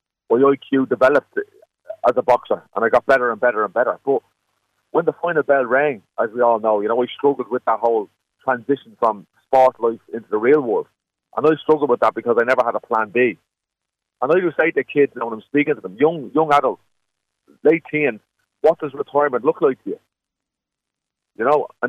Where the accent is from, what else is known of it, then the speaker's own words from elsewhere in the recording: Dublin, Leinster, Ireland; we grew up in Neilstown.